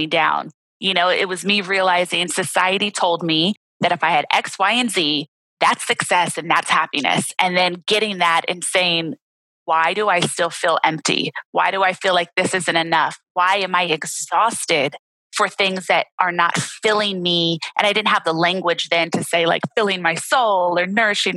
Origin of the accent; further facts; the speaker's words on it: Los Angeles, California, United States; growing up in Los Angeles was really a blessing in my life